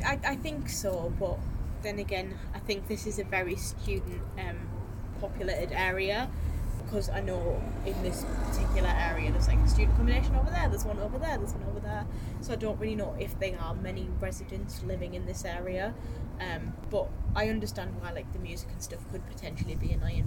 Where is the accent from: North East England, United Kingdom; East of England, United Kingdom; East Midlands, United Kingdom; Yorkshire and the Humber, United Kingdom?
North East England, United Kingdom; Hartlepool; moved away as an adult; now in Newcastle, United Kingdom; I am originally from Hartlepool and I moved to Newcastle in 2017